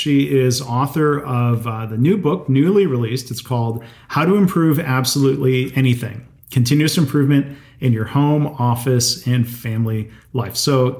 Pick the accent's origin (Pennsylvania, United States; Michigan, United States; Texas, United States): Michigan, United States; Livonia; I grew up in Livonia outside of Detroit.